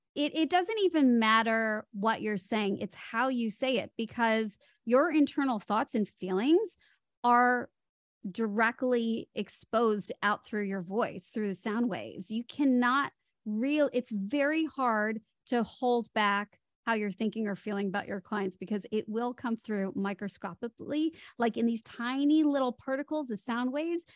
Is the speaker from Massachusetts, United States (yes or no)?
no; Chicago, Illinois, United States; moved away as an adult; also born or lived in Hollywood; now in Sydney, Australia; I grew up in Chicago, moved to Hollywood